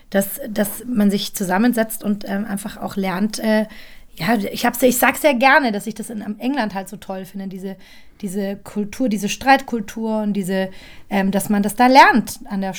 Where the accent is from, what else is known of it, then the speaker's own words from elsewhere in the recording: Munich, Bavaria, Germany; Also ich finde München auch. Ich lasse nichts auf mein München kommen. München, du meine Heimat, du.